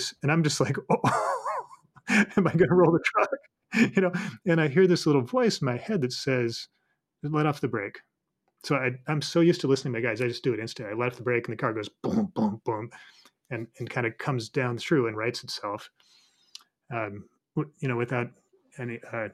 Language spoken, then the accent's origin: English; Colorado, United States; moved away; When I lived in Colorado, you know, I grew up in Colorado, so I was kind of a hick